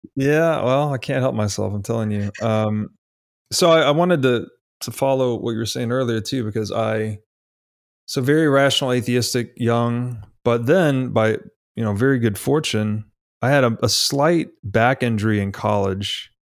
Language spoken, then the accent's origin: English; Tennessee, United States; I grew up in Tennessee, kinda outside the city